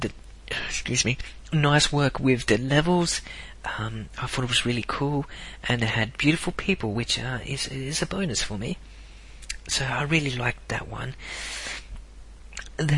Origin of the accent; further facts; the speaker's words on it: South Australia, Australia; I was born in South Australia